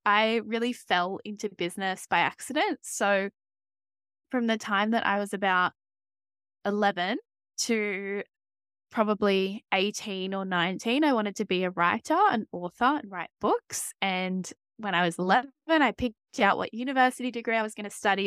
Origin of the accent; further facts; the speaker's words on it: Australia; as you can probably tell from my voice, I am from Australia